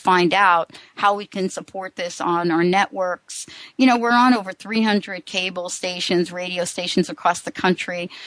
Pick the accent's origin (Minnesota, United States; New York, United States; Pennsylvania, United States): New York, United States; I grew up in New York